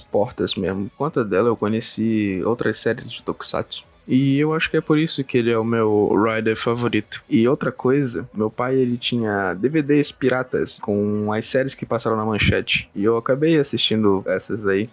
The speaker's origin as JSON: {"language": "Portuguese", "town": "Belém", "region": "Pará", "country": "Brazil", "said": "eu tenho 18 anos, sou de Belém do Pará"}